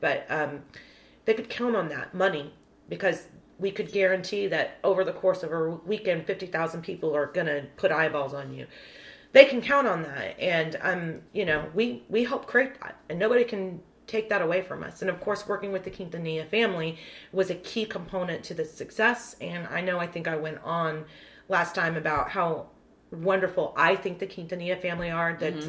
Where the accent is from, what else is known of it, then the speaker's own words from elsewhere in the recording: Corpus Christi, Texas, United States; I'm from Corpus Christi.